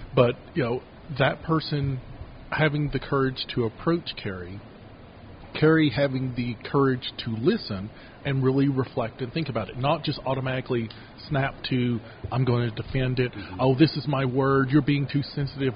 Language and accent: English; Kentucky, United States; now in Utah, United States; the county I grew up in mostly in town I grew up in in Kentucky